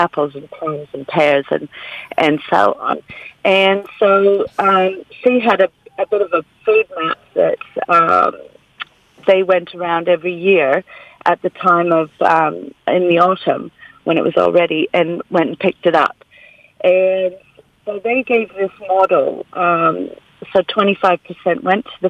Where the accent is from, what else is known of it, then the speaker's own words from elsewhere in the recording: Canada; now in Golden Bay, New Zealand; growing up in Canada